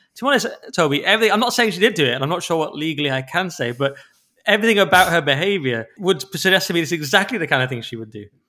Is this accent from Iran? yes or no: no; England, United Kingdom; because we're English